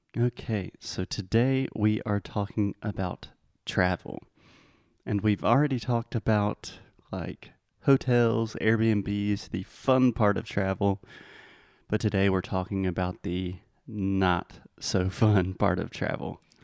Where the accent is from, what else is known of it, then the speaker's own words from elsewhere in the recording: United States; as an American